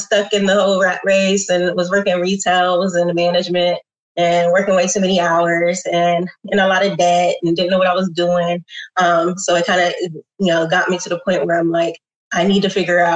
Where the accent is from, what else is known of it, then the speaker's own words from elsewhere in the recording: Columbus, Ohio, United States; born and raised in Columbus, went to OSU